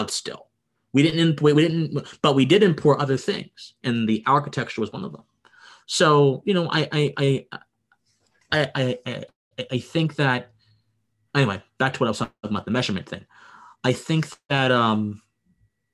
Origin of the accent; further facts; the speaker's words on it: Harrisburg, Pennsylvania, United States; now in Georgia, United States; I was born in Pennsylvania. Okay. I was raised there nice. I was raised there for a good portion of my life. I moved to Georgia. I was at Harrisburg, actually the capital. I was born there